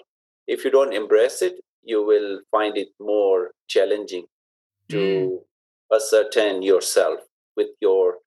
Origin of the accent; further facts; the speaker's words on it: Karachi, Sindh, Pakistan; moved away as an adult; also born or lived in North London; now in Birmingham, United Kingdom; I was born in Pakistan, specifically the city of Karachi